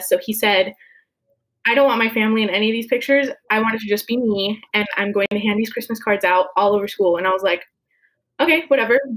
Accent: Lake Havasu City, Arizona, United States; I'm from Lake Havasu City, Arizona. I'm a junior at NAU.

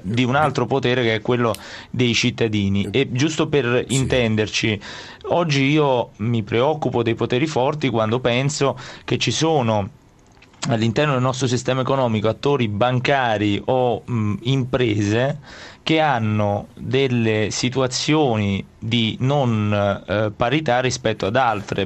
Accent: province of Naples, Campania, Italy; io vengo dalla Campania, dalla provincia di Napoli

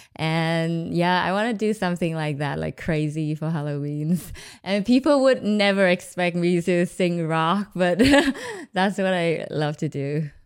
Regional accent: Hanoi, Vietnam; moved away; also born or lived in Ho Chi Minh City, Vietnam / New Zealand; Hanoi is my hometown

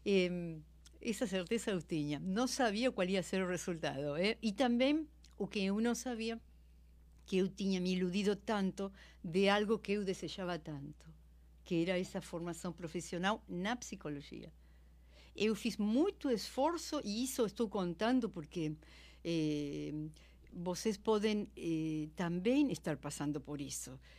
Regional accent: Argentina; Portuguese is a second language; moved away as an adult; now in Brazil; eu sou argentina, mas eu sou brasileira naturalizada, moro aqui há 20 anos.

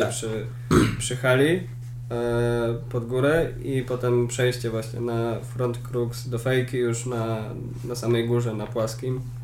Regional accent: Poland; Jestem z Polski.

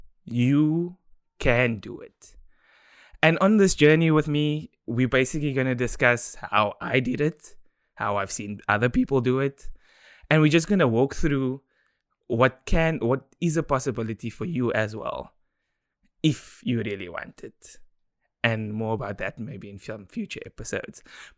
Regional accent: South Africa; So growing up in Democratic South Africa, I was given a platform to thrive due to the decisions that my parents made.

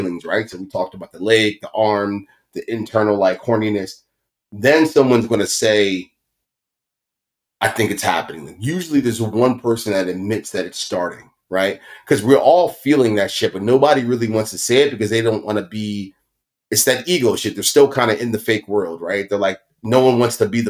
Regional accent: Baltimore, Maryland, United States; We come from West Baltimore, like hood shit

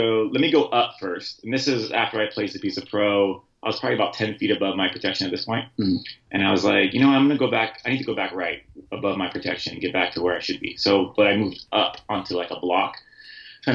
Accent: San Diego, California, United States; I'm from San Diego

